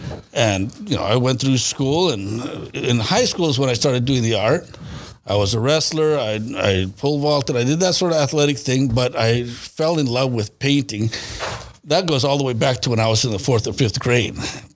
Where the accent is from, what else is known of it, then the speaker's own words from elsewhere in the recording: Delano, California, United States; also born or lived in Manteca, California; In Delano, California, mm-hmm. and then Manteca, California. So my father hauled sugar beets.